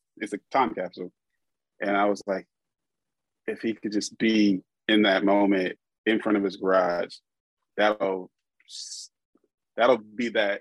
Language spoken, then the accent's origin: English; Columbus, Ohio, United States; I'm from here. I'm from Columbus